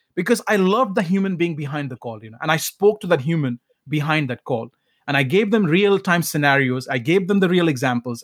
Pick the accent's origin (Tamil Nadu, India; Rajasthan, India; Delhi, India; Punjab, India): Punjab, India; Sangrur district; accent: heavy accent from Punjab; English is a second language; moved away; also born or lived in Calcutta; my village home or my hometown.